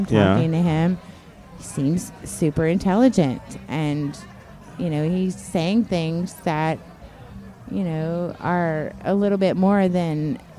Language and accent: English; Chattanooga, Tennessee, United States; Tennessee. Chattanooga, Tennessee.